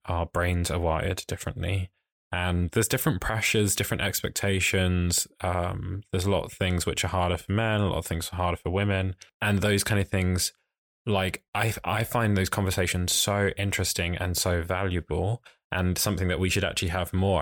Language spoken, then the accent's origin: English; Essex, East of England, United Kingdom; I'm from Essex, which is, like, further out in London